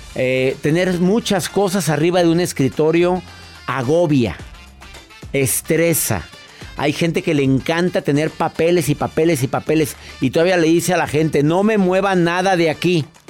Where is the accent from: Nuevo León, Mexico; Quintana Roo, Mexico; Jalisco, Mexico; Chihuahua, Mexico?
Nuevo León, Mexico; Monterrey; en mi ciudad, en donde yo nací, en Monterrey